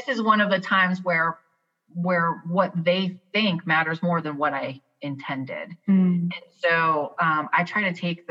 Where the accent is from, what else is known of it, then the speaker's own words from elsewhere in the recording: New York, United States; also born or lived in the South, United States; now in US South; I grew up in New York